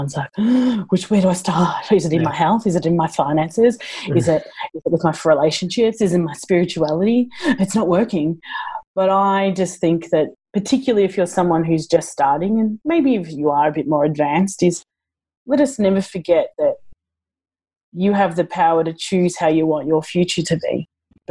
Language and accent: English; Australia; I'm such an Aussie